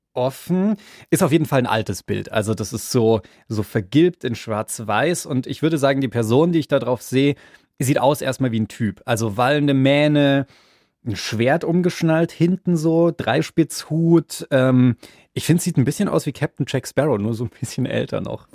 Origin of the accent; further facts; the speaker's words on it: Bavaria, Germany; Ich bin zwar selber in Bayern groß geworden